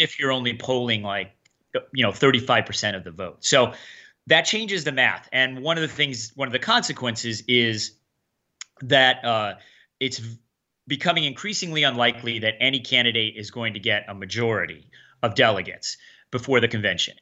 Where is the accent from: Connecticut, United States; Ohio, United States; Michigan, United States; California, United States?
Connecticut, United States; moved away as an adult; also born or lived in Meriden / Enfield / Brooklyn / North Carolina; I grew up here. I was born here.